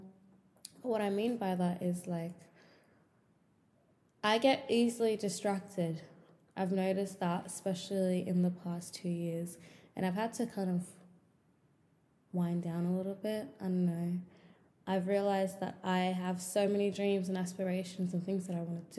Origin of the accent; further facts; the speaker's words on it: Melbourne, Victoria, Australia; I'm 23 years old and I'm from Melbourne, Australia.